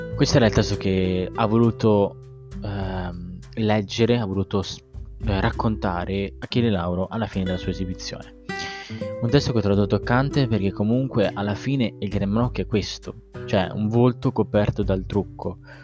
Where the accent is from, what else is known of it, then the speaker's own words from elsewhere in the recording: Sanremo, Liguria, Italy; io provengo da Sanremo, tra l'altro, sono a cinque chilometri